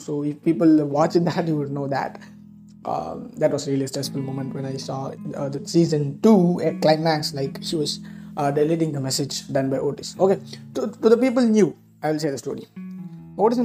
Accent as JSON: {"language": "English", "country": "India", "said": "I'm an Indian"}